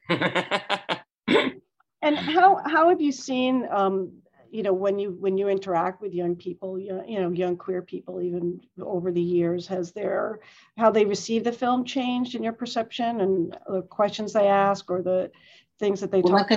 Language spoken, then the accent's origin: English; New York, United States; I grew up in New York